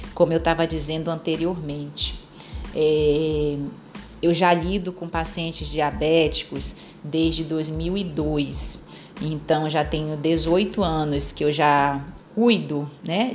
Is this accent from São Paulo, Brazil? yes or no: no; Pará, Brazil; Eu sou paraense, então sou da terra do açaí